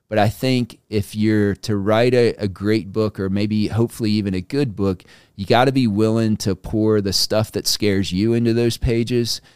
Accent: United States; we, as an American people

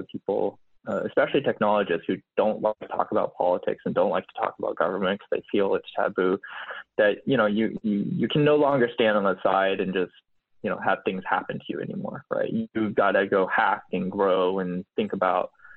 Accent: Boulder, Colorado, United States; now in San Francisco, United States; I was born in Boulder, Colorado

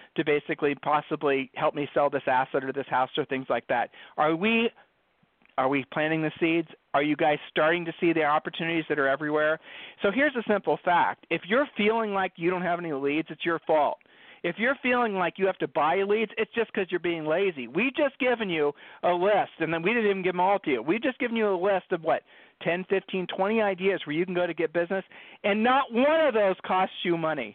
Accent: Ohio, United States; I'm from Ohio. Julie and I are from Ohio

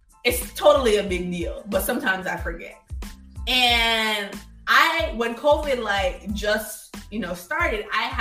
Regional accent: Jamaica; now in United States; I'm a Jamaican kid

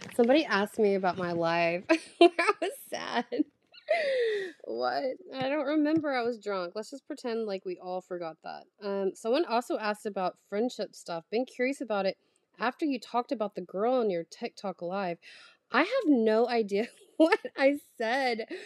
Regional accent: the South, United States; moved away as an adult; also born or lived in New York City; now in Paris, France; I'm from the South

